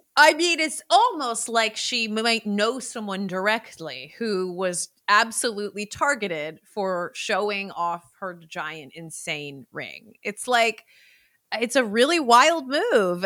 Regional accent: Bay Area, California, United States; my hometown in the Bay Area.

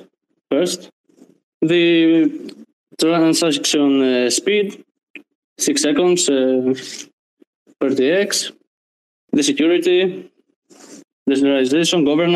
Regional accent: Greece; I'm from Greece.

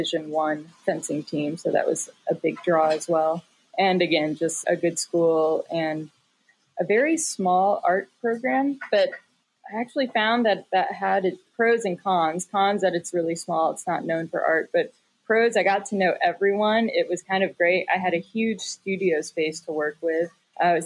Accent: Texas, United States; moved away as an adult; also born or lived in Princeton / Chicago / Palo Alto; now in San Francisco, United States; I grew up in Texas and then went to school in Princeton for undergrad

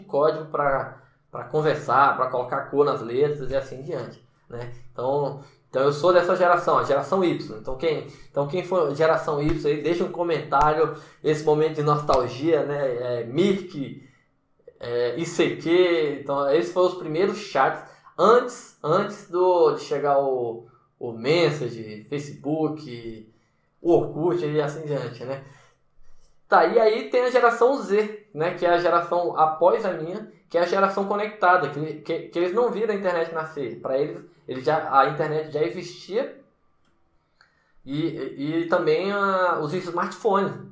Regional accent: Brasília, Federal District, Brazil; moved away as an adult; also born or lived in Salvador, Bahia; eu sou de Brasília, natural de Brasília

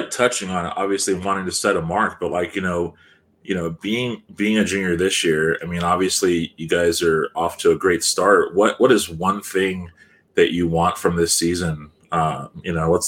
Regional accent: California, United States; moved away

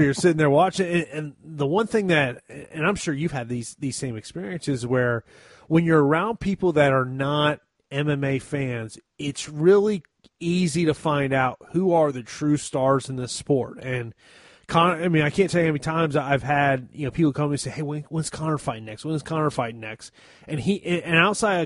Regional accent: Tampa, Florida, United States; my hometown of Tampa, Florida

